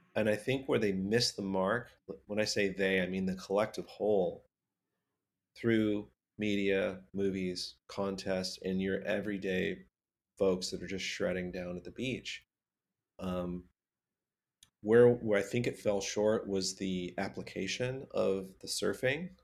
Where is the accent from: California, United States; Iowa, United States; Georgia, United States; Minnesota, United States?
California, United States; Southern; growing up in Southern California